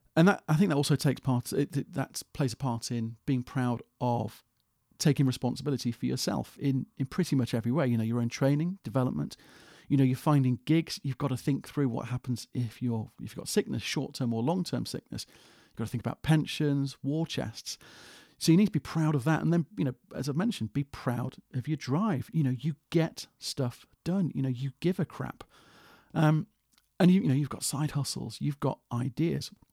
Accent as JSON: {"language": "English", "country": "United Kingdom", "said": "as a Brit"}